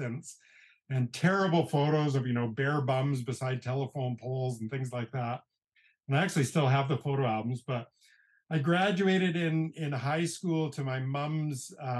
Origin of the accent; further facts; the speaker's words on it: British Columbia, Canada; moved away as an adult; also born or lived in Banff, Alberta; I grew up in British Columbia, Canada, in a fairly small mountain town of about 10,000 people.